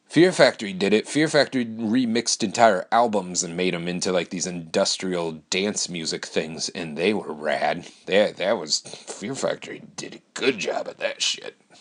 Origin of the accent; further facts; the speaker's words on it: Wisconsin, United States; I moved back to my hometown